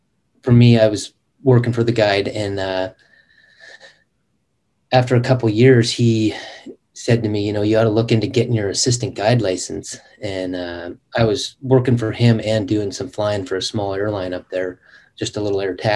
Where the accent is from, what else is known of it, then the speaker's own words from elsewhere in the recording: Western Washington, United States; moved away as an adult; now in Alaska, United States; I grew up in Western Washington. That's where all my family's from.